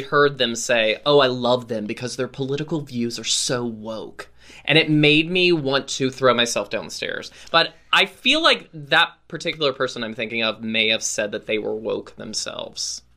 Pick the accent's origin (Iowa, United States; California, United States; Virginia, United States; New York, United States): Virginia, United States; Roanoke; moved away; I am back in my hometown of Roanoke, Virginia